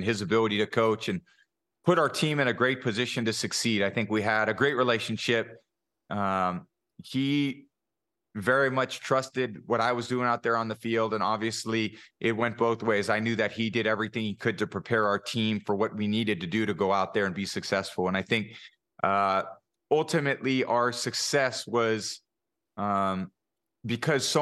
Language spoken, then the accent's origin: English; Bay Area, California, United States; I grew up in the Bay Area